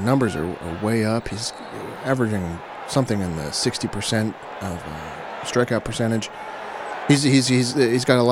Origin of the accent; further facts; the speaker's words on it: New Jersey, United States; I'm from New Jersey, but I like to let them know I'm from New Jersey